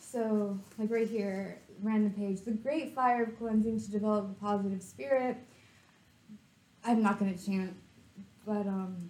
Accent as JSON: {"language": "English", "town": "Los Angeles", "region": "California", "country": "United States", "tie": "born or raised there", "also_born_or_lived": "Woodland Hills", "said": "I was raised in Porter Ranch, the very gated community-ness."}